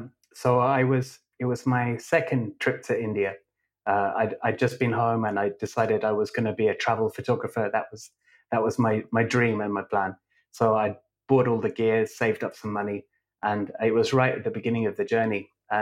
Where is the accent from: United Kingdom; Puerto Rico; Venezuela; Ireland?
United Kingdom; England; also born or lived in Scotland; I was born in Scotland and I lived there until I was five. And then we moved to England to about three or four different places as I was growing up.